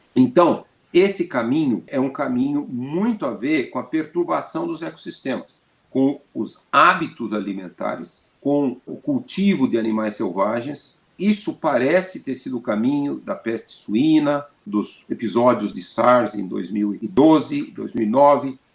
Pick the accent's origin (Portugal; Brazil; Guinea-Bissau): Brazil; São Paulo; eu sou paulistano, nasci em São Paulo e tenho 69 anos. Desde que eu era criança, São Paulo era muito poluído